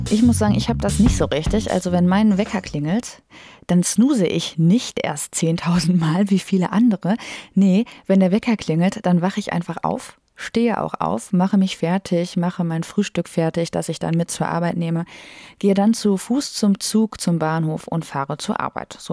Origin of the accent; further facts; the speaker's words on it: North Rhine-Westphalia, Germany; now in Bochum, Germany; Ich komme aus der Nähe von Detmold, aus einem sehr kleinen Dörfchen mit ungefähr 1800 Einwohnern.